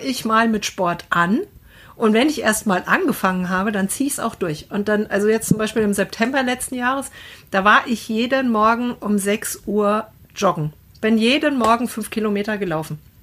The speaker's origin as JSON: {"language": "German", "area": "Wetterau", "region": "Hesse", "country": "Germany", "said": "Ich komme ja aus der Wetterau."}